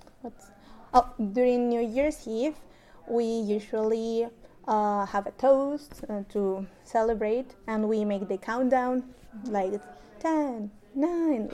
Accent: Mexico; now in Canada; I am from Mexico

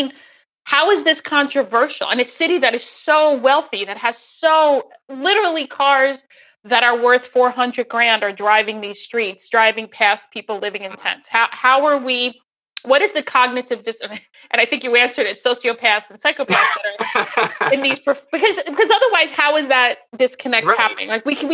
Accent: New Jersey, United States; moved away as an adult; now in Seattle, United States; I'm from New Jersey. That's where I grew up. So I've only been here since 2013

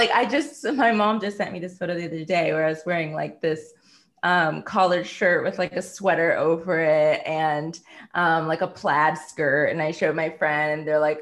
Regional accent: Hinsdale, Illinois, United States; I grew up in the Midwest, in a suburb outside of the city of Chicago, called Hinsdale

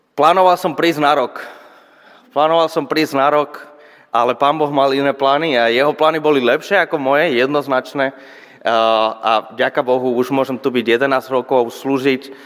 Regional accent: Spain; Slovak is a second language; moved away as an adult; now in Žilina, Slovakia; pochádzam zo Španielska

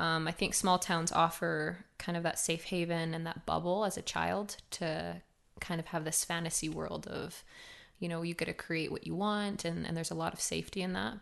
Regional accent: Cardston, Alberta, Canada; I was born in Cartston, Alberta, small little farm town

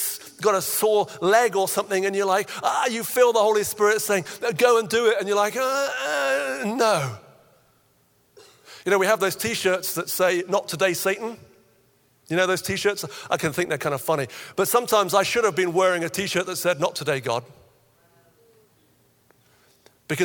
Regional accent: Nigeria; When I was about 9, I had a friend growing up in Nigeria as a missionary kid

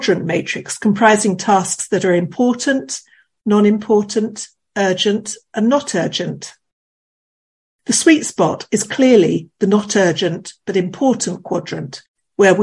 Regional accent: United Kingdom; as a Brit

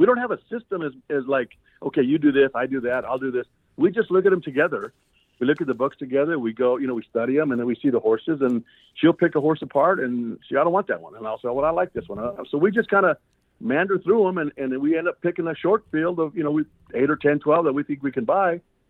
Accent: Albuquerque, New Mexico, United States; we're both from Albuquerque

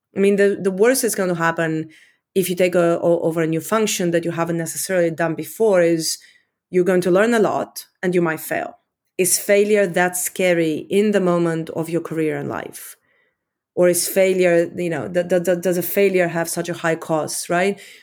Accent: Romania; accent: Eastern European; also born or lived in London, United Kingdom; now in United States; I grew up in Communist Romania. Um, I was fourteen when, when communists fell

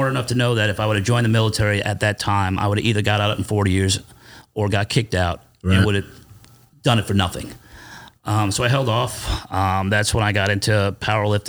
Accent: Holbrook, New York, United States; I was born and raised in Long Island, New York

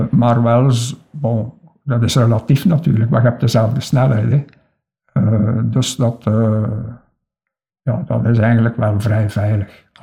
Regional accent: Kindu, Maniema, DR Congo; also born or lived in Lokandu / Bukavu; Ik heb gans mijn kindertijd in Congo doorgemaakt en ik eh, was zes jaar toen ik intern werd in het college in Bukavu. Eh, wij woonden toen in Kindu en in Lokandu

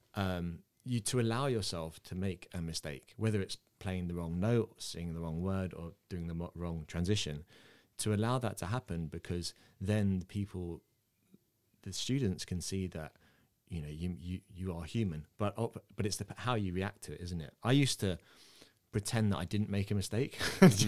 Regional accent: England, United Kingdom; accent: English; I was born in England. I have an English accent, but my mum and dad are Irish

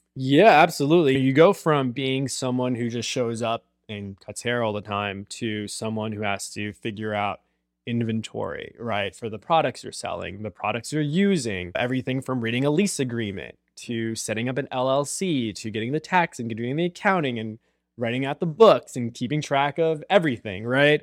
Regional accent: Long Island, New York, United States; moved away as an adult; now in San Diego, United States; I was growing up in Long Island. I was from suburbia.

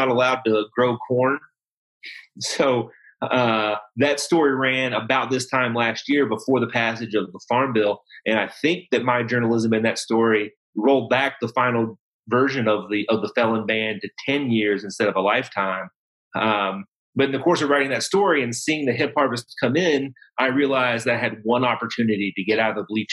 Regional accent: hometown of the Cornbread Mafia, Kentucky, United States; my hometown

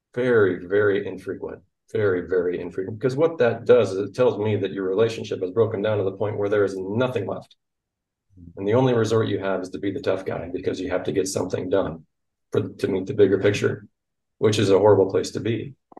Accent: Iowa, United States; Hard Iowa Cooperative, which is my hometown co-op

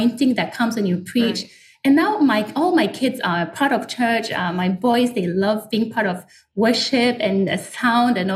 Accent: Norway; moved away as an adult; now in Singapore; I'm from Norway. So if I talk a little different, that's why. But I've been in Singapore since 2012

